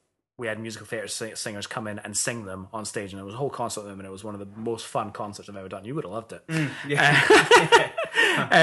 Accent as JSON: {"language": "English", "region": "Scotland", "country": "United Kingdom", "said": "As a Scot"}